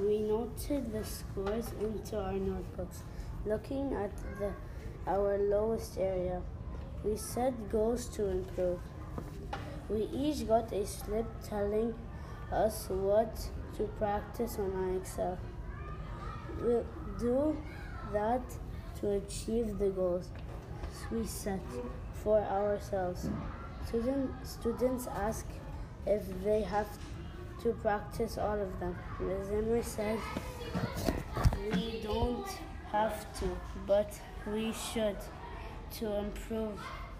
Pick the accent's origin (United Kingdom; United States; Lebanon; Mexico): Lebanon; moved away; Hi, I'm from Lebanon